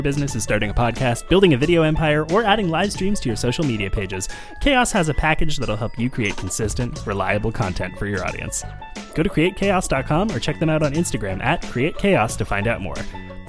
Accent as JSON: {"language": "English", "town": "Vancouver", "region": "British Columbia", "country": "Canada", "tie": "born or raised there", "said": "Growing up in Vancouver"}